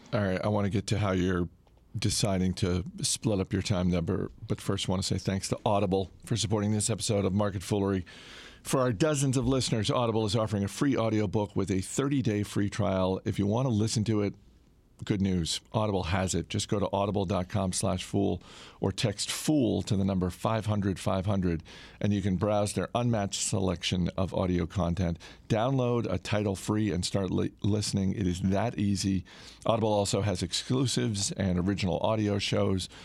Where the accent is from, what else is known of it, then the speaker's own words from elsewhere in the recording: Maine, United States; my home state of Maine